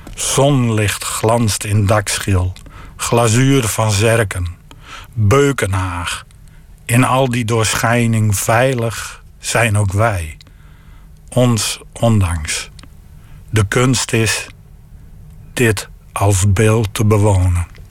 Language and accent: Dutch; the region around Saaksum, Groningen, Netherlands; de streek waar ik vandaan kom